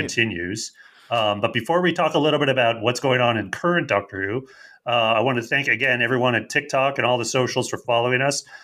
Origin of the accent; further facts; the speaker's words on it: Canada; accent: Canadian; my Canadian accent